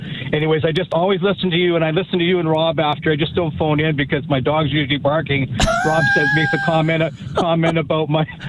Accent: Edmonton, Alberta, Canada; I'm originally from Linwood, which is the community right next to him.

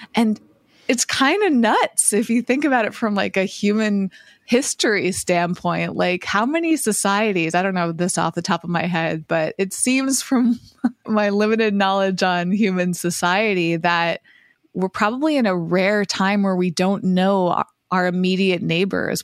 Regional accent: Massachusetts, United States; now in Los Angeles, United States; when I grew up in Massachusetts, it was the opposite 'cause I was in a small town

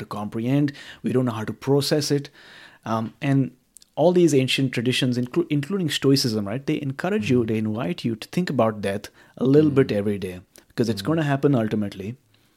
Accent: India; growing up in India

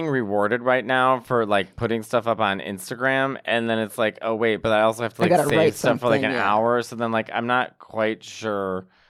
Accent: Chicago, Illinois, United States; also born or lived in New York; I'm from Chicago, then in New York. It's like, I don't know how to adjust to sun and happiness.

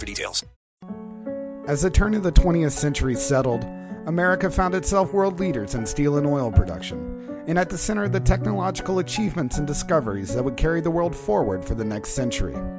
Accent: Lafayette, Indiana, United States; I'm from Indiana. I'm from Lafayette. 30 years, mostly spent

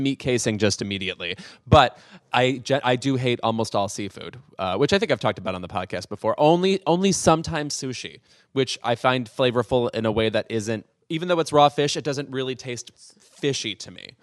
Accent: Illinois, United States; moved away; growing up in the Midwest

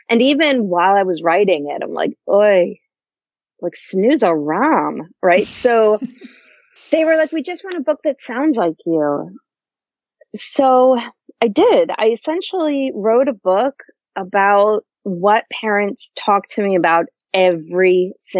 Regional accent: Northern Delaware, United States; now in Washington, D.C., United States; I grew up in Delaware

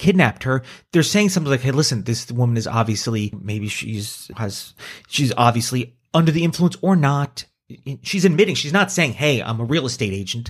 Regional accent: Hackensack, New Jersey, United States; I was born in Hackensack.

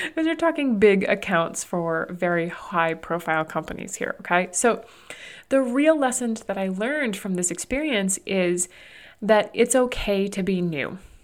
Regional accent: New Hampshire, United States; moved away as an adult; also born or lived in Arizona; now in Burlington, United States; where we grew up in New Hampshire

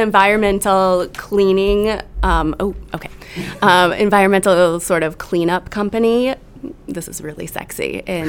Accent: Rockford, Illinois, United States; growing up in Rockford

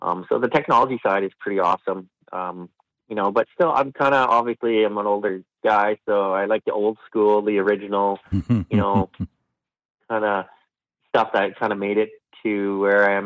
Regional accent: Saskatchewan, Canada; I'm from Saskatchewan, so we have big summers and big winters

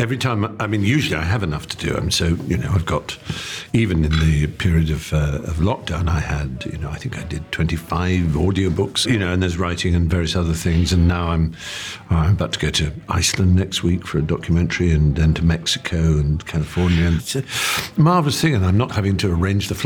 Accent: England, United Kingdom; as an English

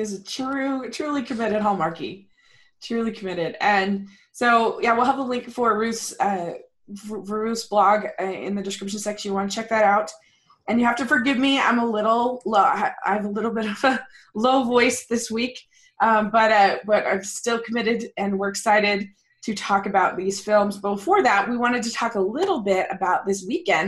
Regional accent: Maryland, United States; moved away; I grew up in Maryland, so I have tons of contacts over there

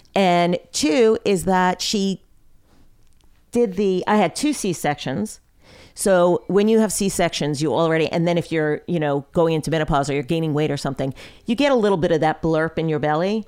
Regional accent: Long Island, New York, United States; I grew up on Long Island

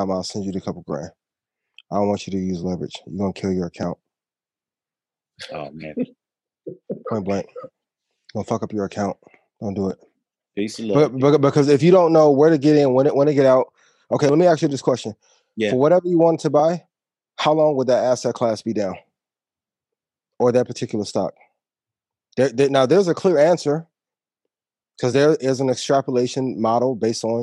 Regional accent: Houston, Texas, United States; I'm from Houston, man.

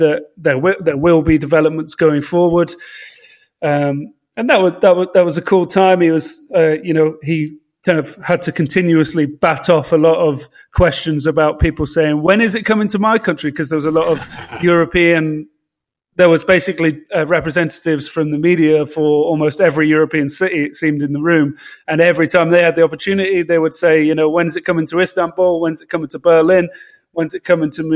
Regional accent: London, United Kingdom

